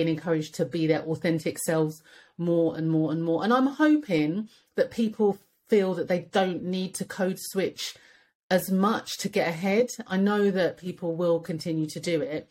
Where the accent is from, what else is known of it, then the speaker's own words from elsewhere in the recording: London, United Kingdom; I was raised in Edmonton